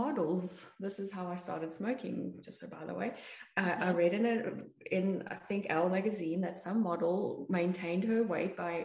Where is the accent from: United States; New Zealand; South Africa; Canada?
South Africa; I grew up in South Africa